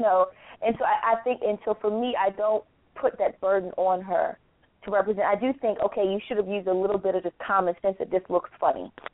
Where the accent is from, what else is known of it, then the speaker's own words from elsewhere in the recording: Louisiana, United States; I'm from Louisiana